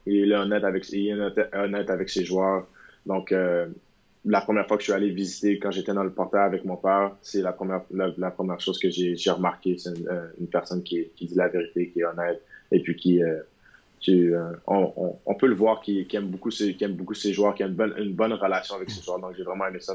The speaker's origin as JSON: {"language": "French", "town": "Montreal", "region": "Quebec", "country": "Canada", "moved": "yes", "said": "je viens de Montréal"}